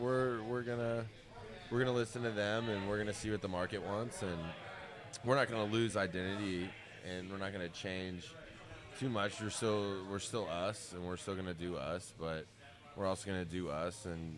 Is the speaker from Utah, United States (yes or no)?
no; Boston, Massachusetts, United States; now in Houston, United States; There was a point about 10 years ago where I stopped telling people I was from Boston and I started telling people I'm from Houston.